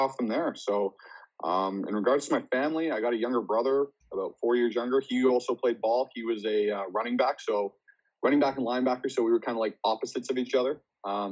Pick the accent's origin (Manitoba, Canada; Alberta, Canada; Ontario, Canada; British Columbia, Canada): British Columbia, Canada; Richmond; I grew up here on the West Coast. So grew up in Richmond, BC.